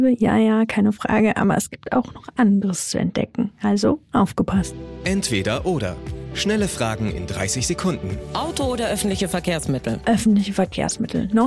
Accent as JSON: {"language": "German", "region": "Rhineland", "country": "Germany", "tie": "born or raised there", "said": "bin im Rheinland aufgewachsen"}